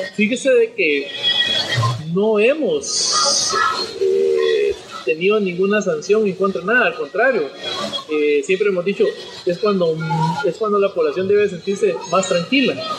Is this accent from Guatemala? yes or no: yes; Guatemala